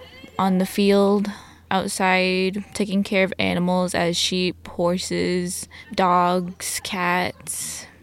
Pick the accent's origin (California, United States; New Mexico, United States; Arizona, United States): Arizona, United States; Blue Gap; I come from Blue Gap, Arizona. I'm full Navajo